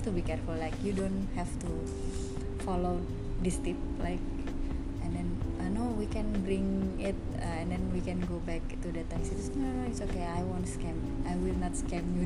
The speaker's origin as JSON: {"language": "English", "country": "Indonesia", "said": "I'm from Indonesia"}